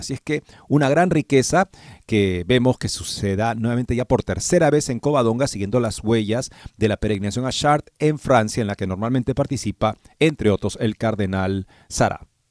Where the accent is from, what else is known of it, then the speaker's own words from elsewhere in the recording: Peru; moved away as an adult; also born or lived in Denton, Texas; Yo terminé la escuela secundaria y me crié en el Perú